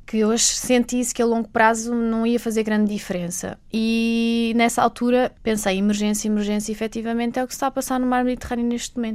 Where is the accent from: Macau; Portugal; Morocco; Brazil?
Macau; moved away; eu sou de Macau. Ah, e, curioso. Nascida, crescida